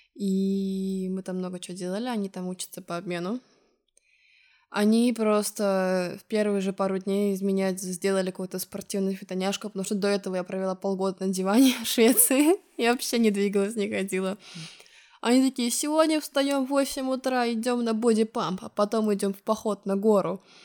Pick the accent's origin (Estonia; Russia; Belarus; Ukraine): Estonia; moved away as an adult; now in Lisbon, Portugal; из Эстонии.